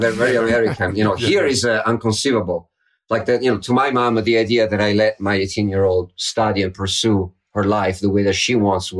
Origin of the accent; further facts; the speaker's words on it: Florence, Tuscany, Italy; moved away as an adult; also born or lived in United States; now in Florence, Italy; I was raised in Florence and Paris felt so far. Berlin felt so far. Then I spent 20 years in the U.S.